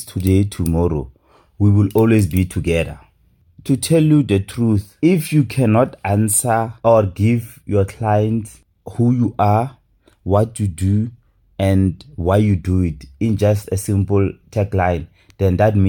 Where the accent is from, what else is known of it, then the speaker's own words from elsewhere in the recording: Rustenburg, North West, South Africa; also born or lived in Pretoria; I was born in Pretoria and I was raised in Rustenburg.